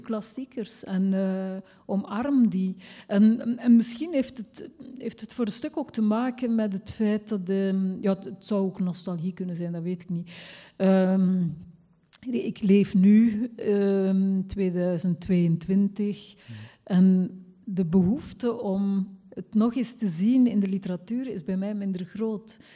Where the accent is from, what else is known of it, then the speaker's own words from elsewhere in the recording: West Flanders, Belgium; accent: West Flemish; ik ben zelf West-Vlaamse